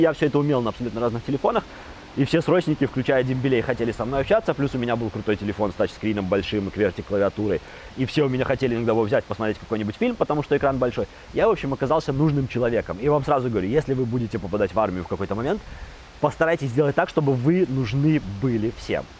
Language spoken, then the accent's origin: Russian; Babruysk, Mogilev Region, Belarus; я из Бобруйска